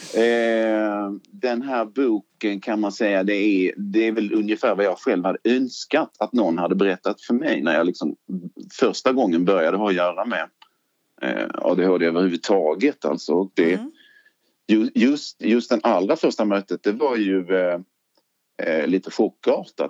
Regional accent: Lund, Skåne, Sweden; also born or lived in Trelleborg / Malmö; Jag är från Lund ursprungligen

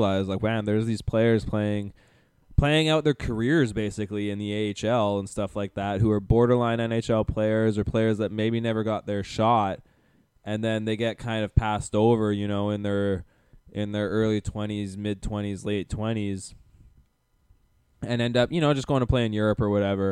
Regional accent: Calgary, Alberta, Canada; my hometown, Calgary

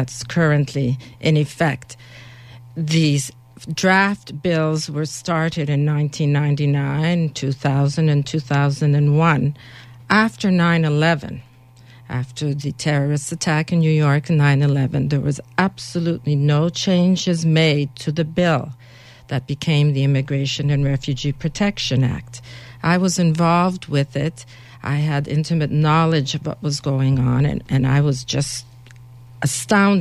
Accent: Toronto, Ontario, Canada; moved away as an adult; also born or lived in Hungary/Czechoslovakia border; now in Ottawa, Canada; I grew up in Toronto

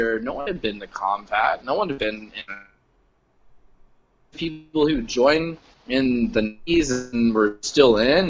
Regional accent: Florida, United States; moved away as an adult; I'm from Florida

